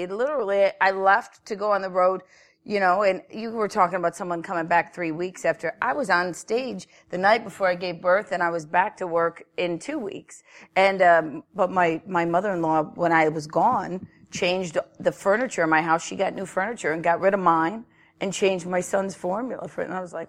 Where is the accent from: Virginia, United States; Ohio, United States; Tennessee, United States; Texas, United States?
Ohio, United States; Cleveland; moved away as an adult; also born or lived in Brooklyn, New York; now in Meadville, United States; But I'm from Cleveland, born and raised.